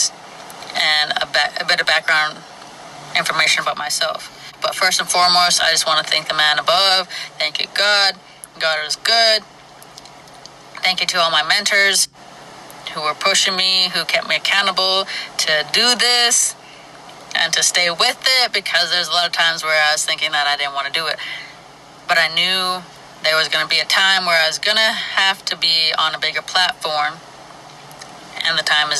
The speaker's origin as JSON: {"language": "English", "town": "Flin Flon", "region": "Manitoba", "country": "Canada", "tie": "born or raised there", "said": "I was born and raised in Flin Flon, Manitoba, Canada"}